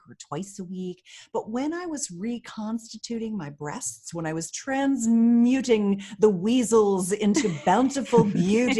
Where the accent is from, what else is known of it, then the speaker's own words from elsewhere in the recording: Pennsylvania, United States; I grew up in Pennsylvania